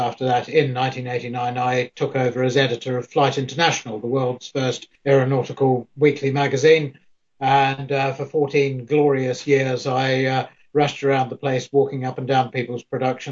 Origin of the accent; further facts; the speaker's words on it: New Zealand; moved away as an adult; now in United Kingdom; I'm a New Zealander